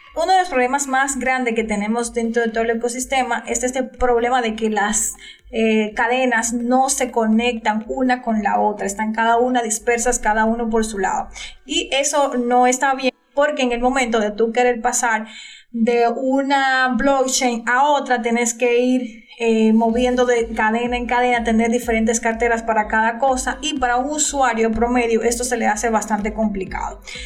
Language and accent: Spanish; Dominican Republic; de República Dominicana